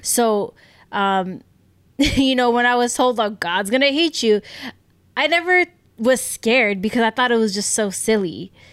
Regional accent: United States; we grew up in America

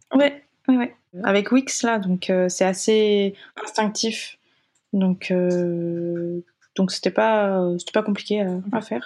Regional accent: France; also born or lived in Japan; j'ai quand même passé la majorité de mon enfance en France

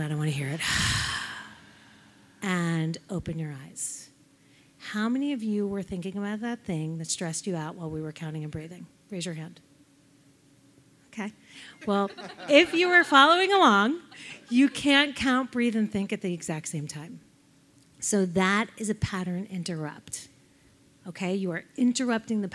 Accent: New York, United States; I'm from New York

